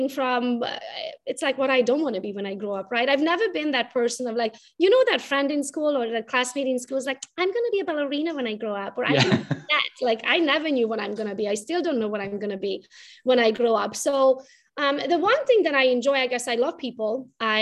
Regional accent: Romania; English is a second language; moved away as an adult; now in Michigan, United States; I was raised in Romania

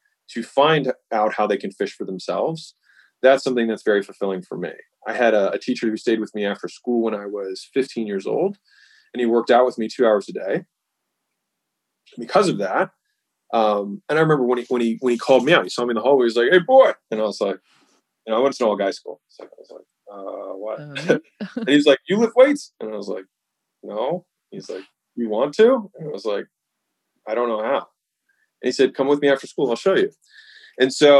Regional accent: United States; I was born in the United States

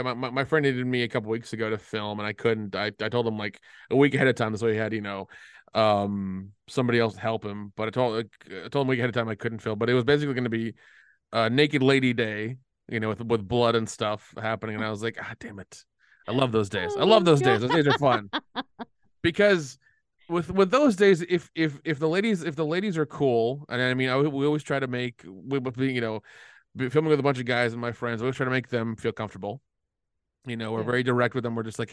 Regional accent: Tennessee, United States; Yeah. I'm from Tennessee, unfortunately.

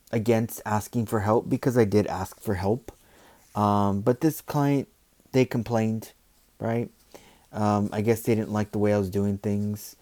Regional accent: United States; I'm American, born and raised here

